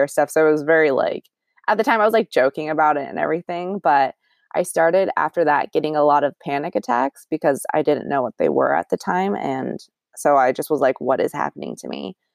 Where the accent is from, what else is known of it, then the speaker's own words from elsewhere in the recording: Orangevale, California, United States; born and raised in the Sac area. Technically, not from Sacramento. I'm from Orangevale, which is a small city, but in Sacramento County